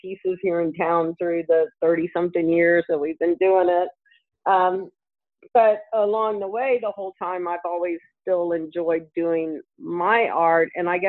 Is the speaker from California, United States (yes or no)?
no; Albuquerque, New Mexico, United States; I grew up in the Air Force, but we lived in Albuquerque for a long time as kids, and we traveled a lot.